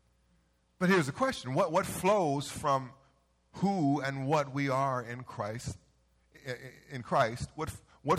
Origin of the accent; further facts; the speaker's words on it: Carson, California, United States; growing up in Carson, on Avalon and 169th Centerview